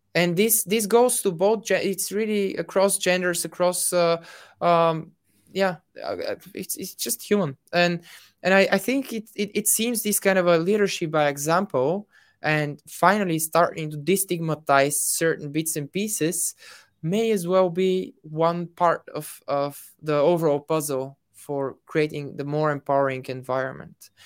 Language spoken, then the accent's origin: English; Bulgaria; I'm from Bulgaria